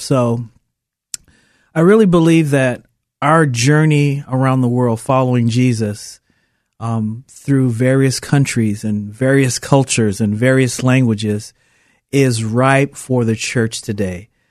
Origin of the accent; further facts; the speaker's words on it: Portland, Oregon, United States; moved away as an adult; also born or lived in Puerto Rico; a city kid that born and raised in Portland